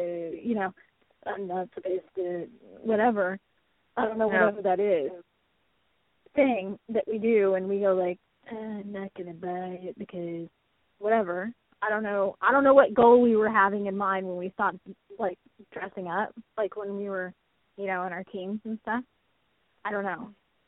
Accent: Texas, United States; So funny to me because it's that I came from Texas up there, and I don't dress like a normal, I don't know if you call it normal Texas girl does, but I don't.

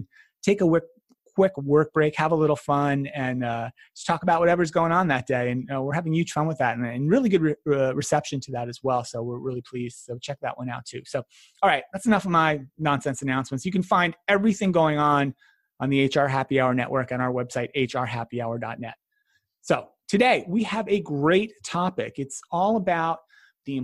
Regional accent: New Jersey, United States; I grew up in New Jersey

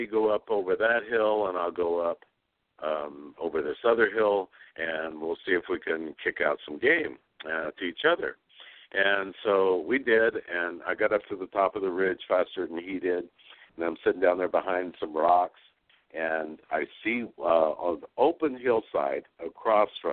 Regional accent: West Texas, United States; now in Sonora, United States; I grew up in West Texas

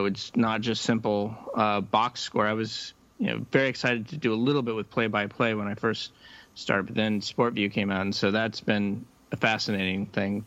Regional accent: Nebraska, United States; now in Boston, United States; I grew up in Nebraska, and you know, football is kind of a religion there

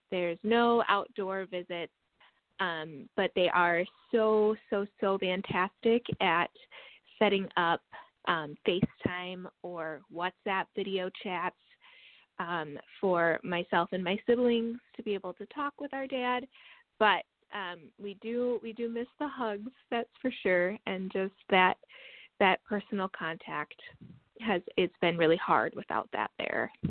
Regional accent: La Crosse, Wisconsin, United States; now in Madison, United States; I am from Wisconsin. I am from La Crosse, Wisconsin, which is um, on the south side of the state, and that is currently where my dad lives. And right now, I live in Madison, Wisconsin.

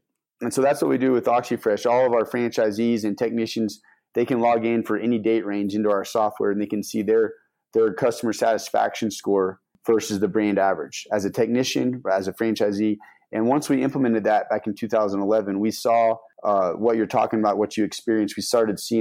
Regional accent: Denver, Colorado, United States; I'm from Denver.

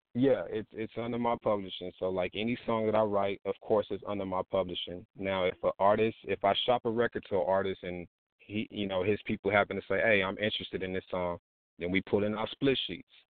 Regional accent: Texas, United States; I'm from Texas, man. I'm from Texas

